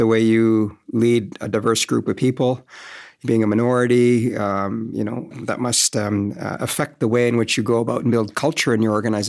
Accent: Canada; Part of the challenge of being Canadian, many say, is, you know, we're heaven on earth in so many ways.

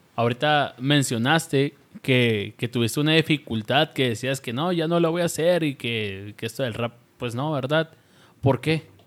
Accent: Chihuahua, Mexico; Nosotros somos chihuahuenses

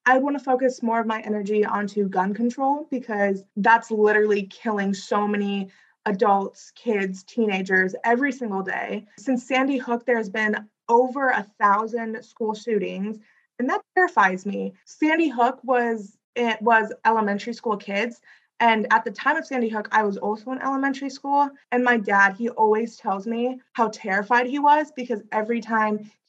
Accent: South India, India; So, personally, my family, we come from South India.

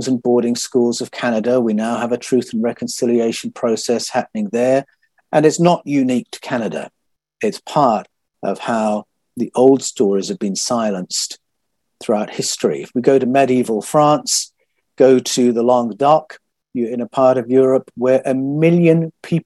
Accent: United Kingdom; moved away as an adult; now in Australia; That was the tradition I was a part of growing up in Great Britain

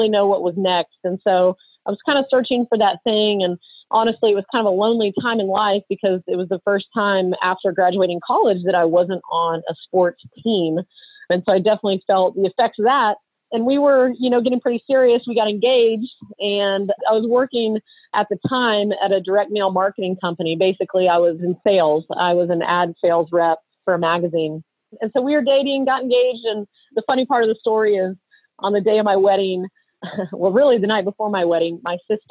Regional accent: Austin, Texas, United States; I was born and raised in Austin, Texas, and that's where we live today

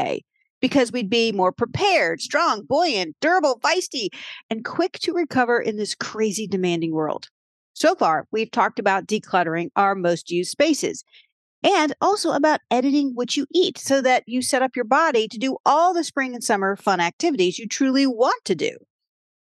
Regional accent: Williamsburg, Virginia, United States; moved away; moved back to my hometown of Williamsburg, Virginia

